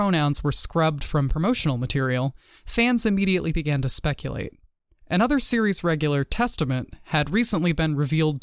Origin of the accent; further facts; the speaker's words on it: Texas, United States; moved away; my home state of Texas